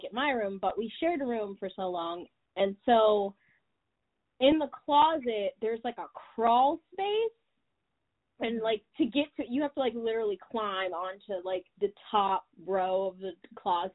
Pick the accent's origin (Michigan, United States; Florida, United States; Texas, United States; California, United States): Michigan, United States; I'm from Michigan, which is not that interesting.